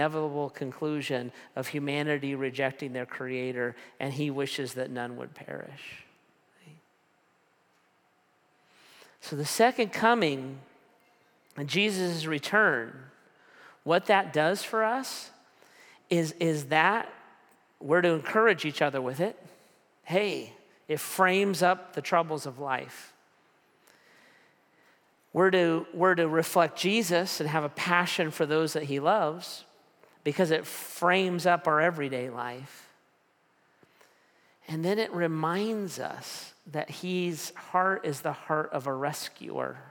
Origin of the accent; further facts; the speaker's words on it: United States; I'm an American